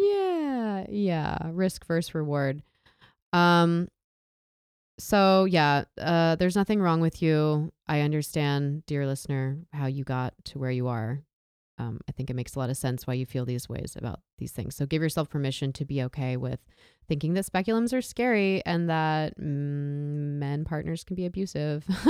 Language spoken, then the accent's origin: English; Southern California, United States; I grew up in Southern California, a very rural area